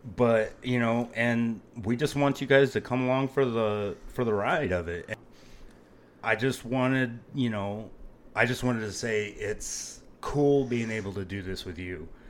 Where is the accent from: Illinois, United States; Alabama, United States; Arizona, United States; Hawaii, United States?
Arizona, United States; Phoenix; moved away; I am originally from Phoenix, Arizona